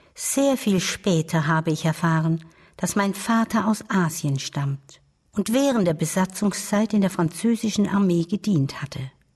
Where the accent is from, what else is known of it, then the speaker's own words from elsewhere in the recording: Baden-Württemberg, Germany; Ich lebte mit meiner Großmutter auf einem kleinen Bauernhof im Badischen.